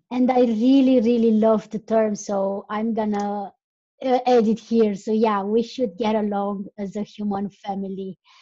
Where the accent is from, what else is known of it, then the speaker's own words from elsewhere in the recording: Romania; English is a second language; I'm from Romania